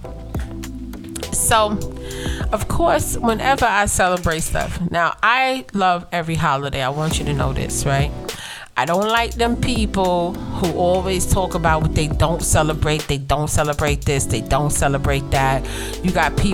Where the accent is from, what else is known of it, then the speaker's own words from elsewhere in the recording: New York City, New York, United States; Growing up in Brooklyn